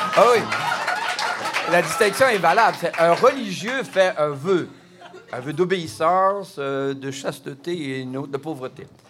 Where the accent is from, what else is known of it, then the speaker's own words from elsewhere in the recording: Quebec, Canada; je suis québécois